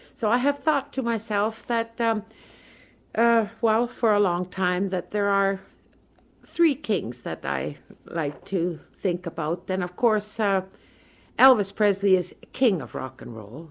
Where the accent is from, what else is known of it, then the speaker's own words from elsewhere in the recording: Toronto, Ontario, Canada; moved away as an adult; now in Okemos, United States; I am originally from Toronto, Canada